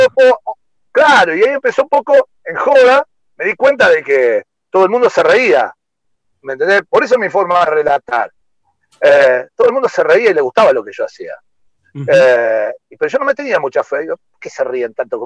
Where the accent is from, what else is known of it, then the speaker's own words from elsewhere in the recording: Rosario, Santa Fe, Argentina; yo soy de Rosario, come gato